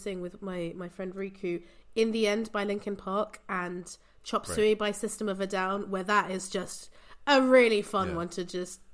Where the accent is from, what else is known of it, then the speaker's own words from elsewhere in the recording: England, United Kingdom; moved away as an adult; also born or lived in Portugal; now in Brussels, Belgium; I'm originally from Portugal. But I grew up in England and I culturally feel more British than anything, you know, even now that I've lived in Brussels for 9 years.